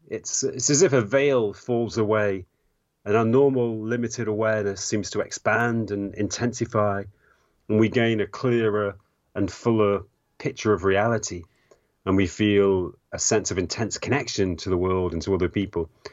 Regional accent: England, United Kingdom; I grew up in England in the 1980s

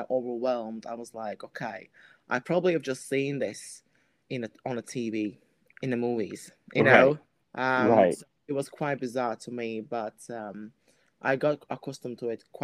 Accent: Latvia; moved away; I am from Latvia, so that's my country I'm from

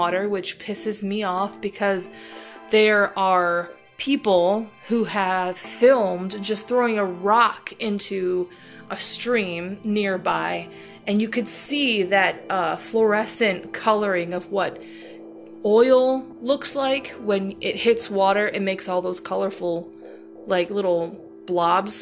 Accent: Toledo, Ohio, United States; it's Toledo. It's Toledo, Ohio

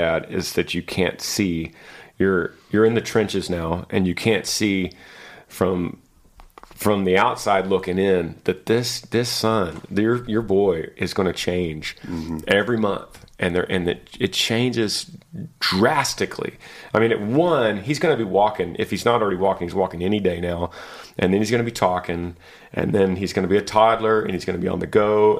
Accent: Laramie, Wyoming, United States; I'm from Laramie, Wyoming. I'm 21 years old, a junior at the University of Wyoming, studying wildlife biology and management.

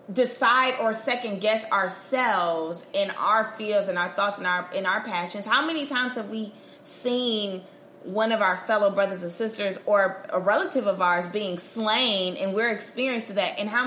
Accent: Elkhart, Indiana, United States; I'm from Elkhart, Indiana, bro.

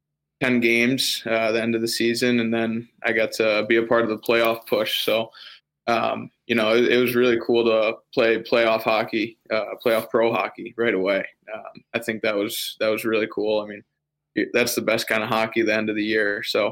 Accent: Rhode Island, United States; moved away as an adult; now in Winnipeg, Canada; I was at college for 4 years in my home state of Rhode Island

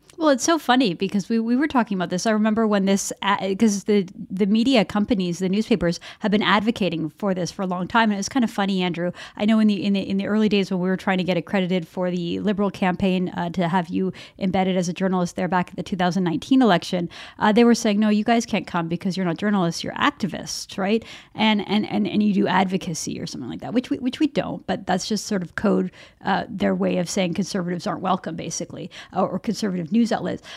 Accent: Canada

